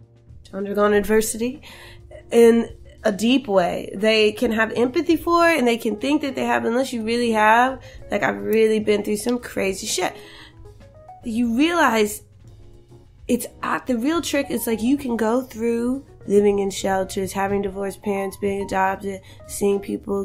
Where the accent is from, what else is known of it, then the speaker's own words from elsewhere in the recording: Roanoke, Virginia, United States; I'm from Roanoke, Virginia.